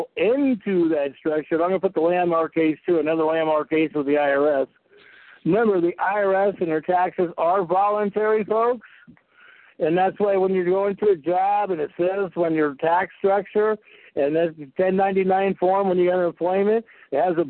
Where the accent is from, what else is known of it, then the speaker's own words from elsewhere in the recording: California, United States; I grew up in California.